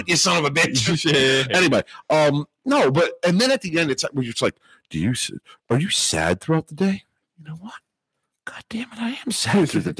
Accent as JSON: {"language": "English", "country": "United States", "said": "as an American"}